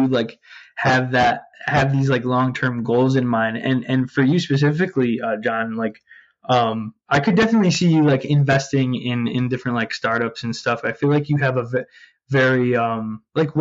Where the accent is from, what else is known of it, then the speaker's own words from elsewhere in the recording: Utica, New York, United States; now in Port Jefferson, United States; I'm from Utica, New York, upstate New York